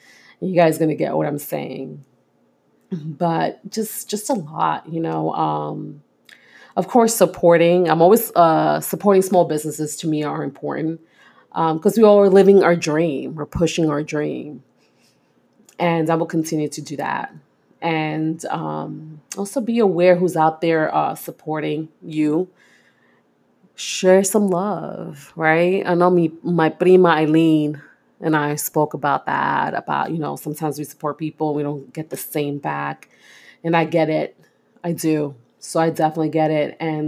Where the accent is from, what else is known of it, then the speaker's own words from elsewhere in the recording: Brooklyn, New York, United States; I'm this kid from East New York, Brooklyn, who grew up, was raised in the projects, born and raised in the projects.